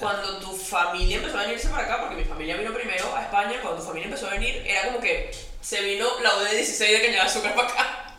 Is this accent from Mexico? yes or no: no; Venezuela; moved away as an adult; now in Spain; cuando salí de Venezuela